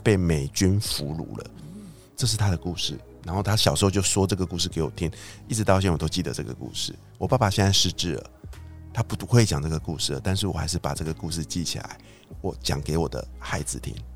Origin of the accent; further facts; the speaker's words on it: Taiwan; 我们真的是土生土长在这块土地上